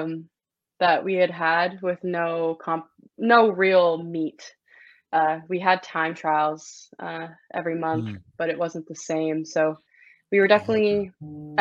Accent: Toronto, Ontario, Canada; also born or lived in Singapore; I'm from Toronto.

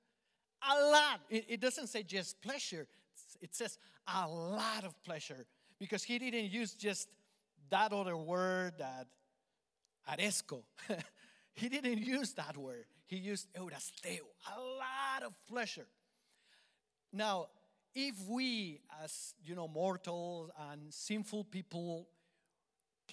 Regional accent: Colombia; accent: Colombian; English is a second language; moved away; my Colombian accent

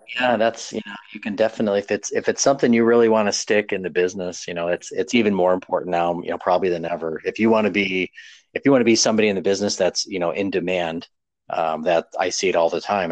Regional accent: New York, United States; moved away as an adult; also born or lived in Texas; I moved to Texas from well from New York originally

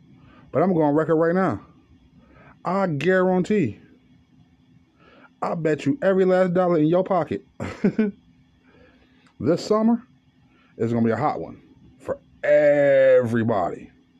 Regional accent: California, United States; to the people of Mississippi, California, my home state, Missouri, Kansas

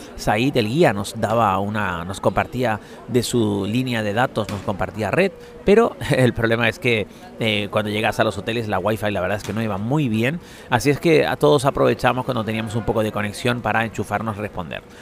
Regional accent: Spain; somos de España, España

